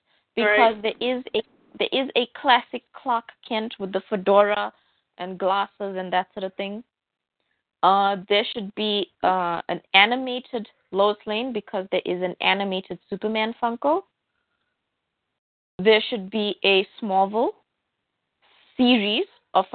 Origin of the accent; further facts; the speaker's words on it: South Africa; I'm from South Africa